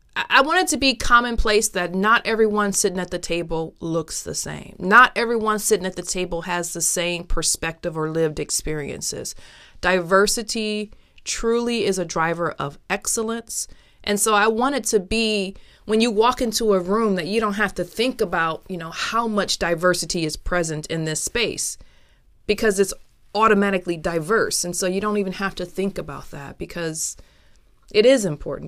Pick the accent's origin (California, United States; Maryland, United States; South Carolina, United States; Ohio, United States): Ohio, United States; Toledo; also born or lived in Milwaukee, Wisconsin; growing up where I grew up, which was Toledo, Ohio. I'm originally from Toledo, Ohio